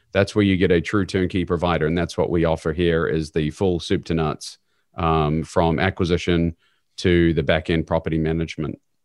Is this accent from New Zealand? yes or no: yes; New Zealand; moved away as an adult; now in Kansas City, United States; I'm originally from New Zealand, but came over here to go to university